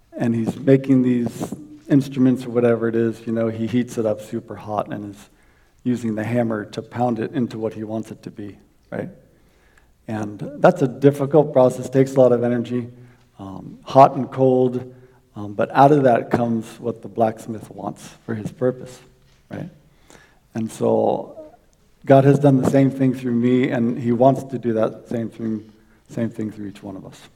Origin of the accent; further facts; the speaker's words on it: South Florida, United States; I grew up in South Florida